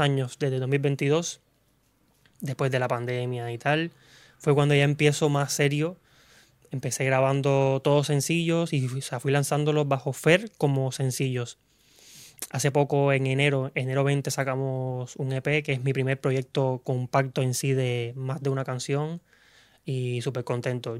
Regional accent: Cuba; moved away as an adult; now in Spain; vengo de Cuba, soy cubano. Llevo aquí en España ya aproximadamente cinco años

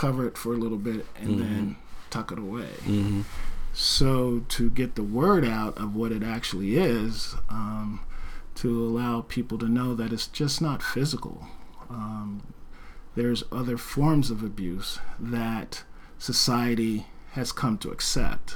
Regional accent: New Jersey, United States; also born or lived in North Bend, Washington; now in Oregon, United States; I'm originally from New Jersey

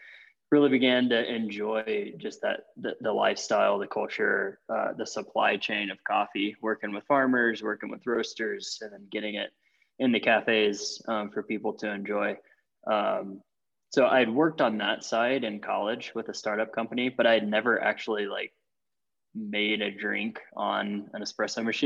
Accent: Arkansas, United States; moved away as an adult; now in Winter Park, United States; I grew up in Arkansas

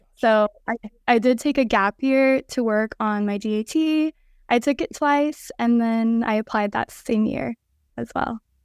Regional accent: Los Angeles, California, United States; moved away as an adult; now in Arizona, United States; I'm from Los Angeles, California, and I currently attend ATSU ASDO in Arizona.

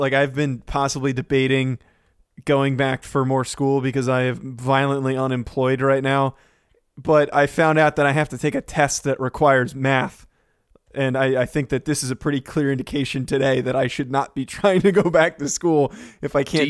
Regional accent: New Jersey, United States; No. I'm from New Jersey. You think I'm going to be able to do any of these complex tasks?

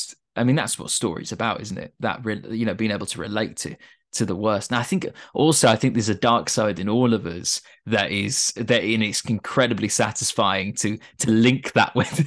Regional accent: Yorkshire and the Humber, United Kingdom; this is going to sound really bad to my fellow northerners, but when I was a young kid in, you know, I grew up in East Yorkshire near Hull, I didn't want to be there.

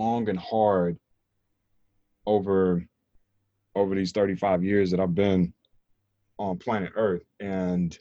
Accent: North Carolina, United States; growing up in North Carolina

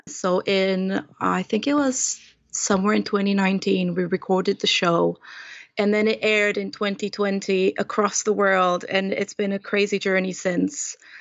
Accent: Romania; moved away as an adult; now in London, United Kingdom; Romanian born and bred, and I've been in London for well over twelve years now.

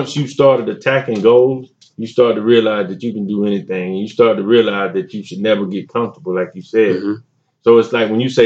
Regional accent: Wellford, South Carolina, United States; I'm from Welford, South Carolina, man. The smallest, biggest town you never heard of.

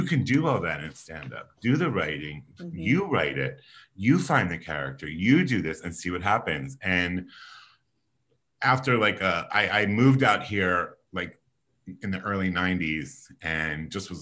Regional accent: Philadelphia, Pennsylvania, United States; I was born and raised on the East Coast in Philadelphia, Pennsylvania

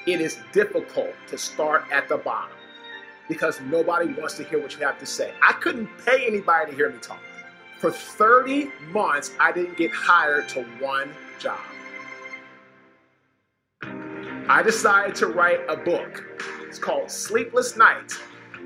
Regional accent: Washington, District of Columbia, United States; I'm originally from Washington, D.C.

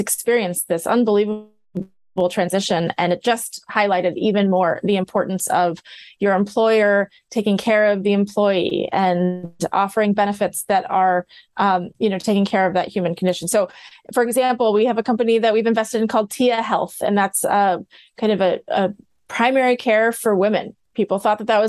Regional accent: Midwest, United States; I grew up in the Midwest.

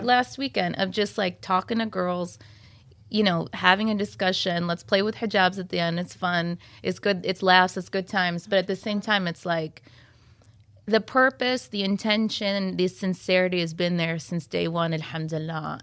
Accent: Troy, Michigan, United States; I'm from Troy, is where I stay.

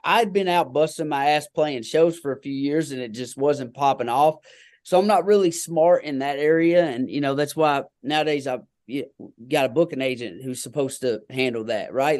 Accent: Kentucky, United States; I'm just a good old boy hillbilly from Kentucky

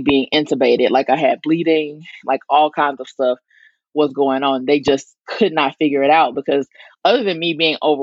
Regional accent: the Delta in Arkansas, United States; I'm from the Delta in Arkansas, right off the Mississippi River

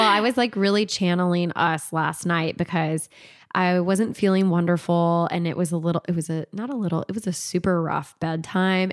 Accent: California, United States; I was born in California and, like, went to elementary school in, in California

